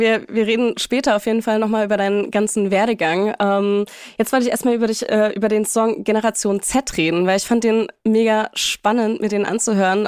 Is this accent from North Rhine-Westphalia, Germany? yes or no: no; Leipzig, Saxony, Germany; wir sind beide Leipziger